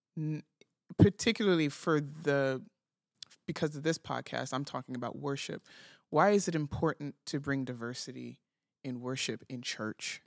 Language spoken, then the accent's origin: English; New York City, New York, United States; moved away as an adult; I lived, born and raised, lived my whole life in New York City. I moved here at the end of twenty twenty